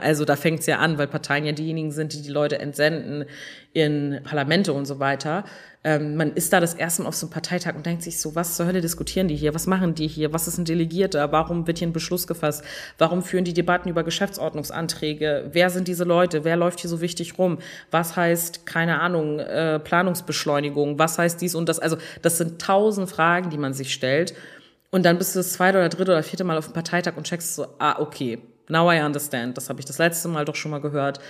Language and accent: German; Germany; bei uns in Deutschland